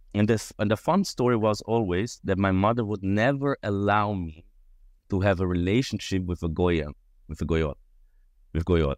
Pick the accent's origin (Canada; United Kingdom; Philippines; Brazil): Brazil; Rio de Janeiro; now in Switzerland; I was born in Switzerland, quite right, and I lived most of my life in Brazil, actually in Rio de Janeiro, um, almost twenty years